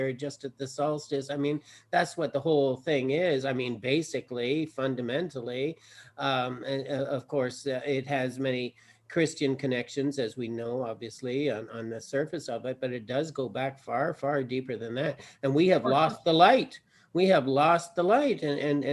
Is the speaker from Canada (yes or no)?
yes; Canada; when I was young, growing up in Canada here